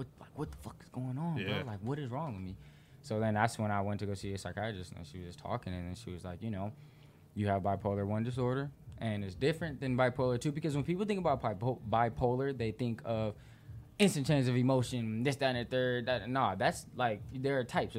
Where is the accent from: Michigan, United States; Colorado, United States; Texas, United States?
Michigan, United States; West Bloomfield; born or raised there; also born or lived in Detroit, Michigan / Flat Rock, Michigan